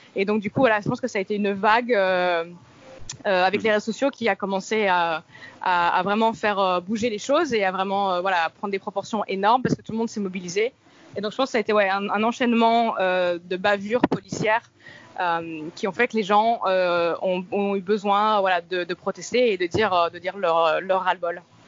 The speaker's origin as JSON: {"language": "French", "country": "France", "moved": "as an adult", "lives_now": "Miami, United States", "said": "en tant que française européenne euh, bien blanche"}